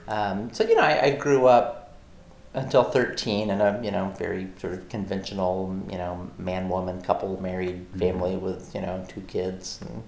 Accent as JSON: {"language": "English", "region": "Oklahoma", "country": "United States", "tie": "born or raised there", "also_born_or_lived": "Arkansas", "said": "So yeah, more than anywhere else, I would say I'm from Oklahoma because that's where I spent the bulk of my growing up years, but I also feel like I was not deeply rooted there."}